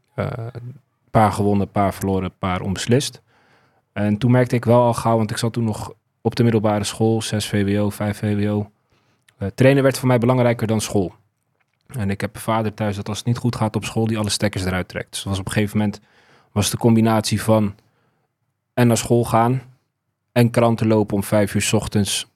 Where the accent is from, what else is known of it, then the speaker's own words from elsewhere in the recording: Zeist, Utrecht, Netherlands; ik ben dus opgegroeid in Zeist, Volloven